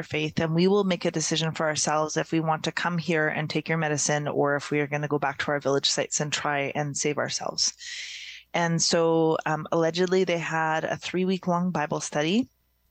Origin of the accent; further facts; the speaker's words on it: Alert Bay, British Columbia, Canada; I was born in Alert Bay, which is a small, used to be mainly fishing village off the northeast coast of Vancouver Island on Cormorant Island